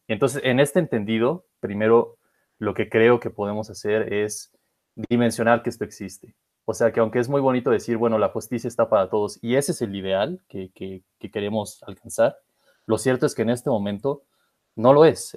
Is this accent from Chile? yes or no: no; Mexico; somos una comunidad mexicana